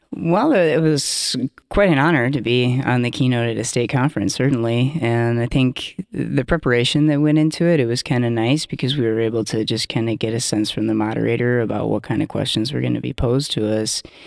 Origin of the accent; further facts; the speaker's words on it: Iowa, United States; also born or lived in Twin Cities, Minnesota; now in Minneapolis, United States; I'm originally from Iowa, but have been living here in the Twin Cities since two thousand one